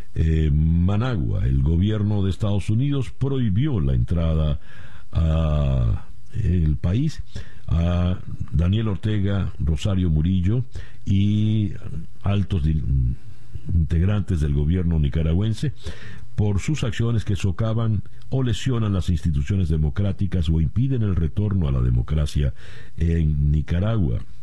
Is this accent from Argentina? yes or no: no; Venezuela; como venezolano